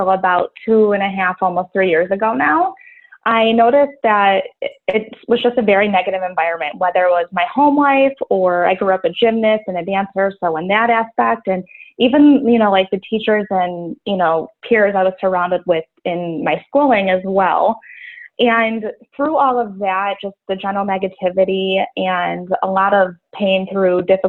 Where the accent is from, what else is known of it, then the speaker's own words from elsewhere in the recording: Buffalo, New York, United States; I'm from Buffalo, New York.